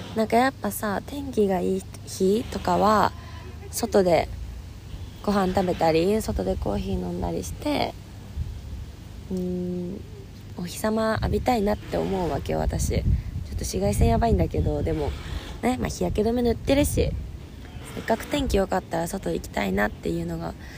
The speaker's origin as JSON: {"language": "Japanese", "region": "Fukuoka", "country": "Japan", "tie": "born or raised there", "moved": "as an adult", "lives_now": "Melbourne, Australia", "said": "私の地元の福岡は16度だったんで"}